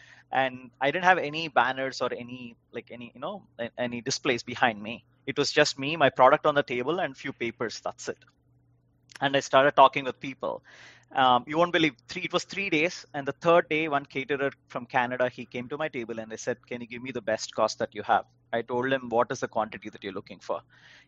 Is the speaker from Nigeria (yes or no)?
no; India; now in United States; When I came to US from India in the first few years, I was like, why are the stores so huge?